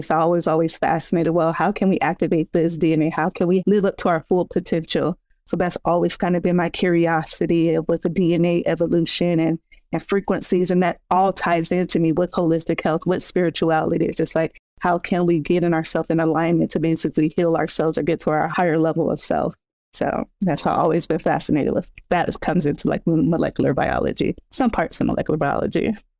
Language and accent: English; San Bernardino, California, United States; I'm from San Bernardino, California.